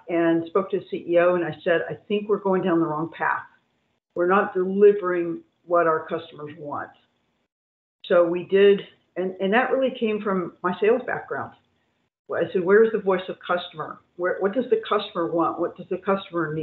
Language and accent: English; Indiana, United States; I'm from Indiana